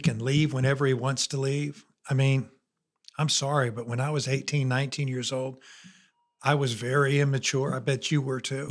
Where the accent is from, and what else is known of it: near Notre Dame, Indiana, United States; born or raised there; moved away as an adult; now in Alabama, United States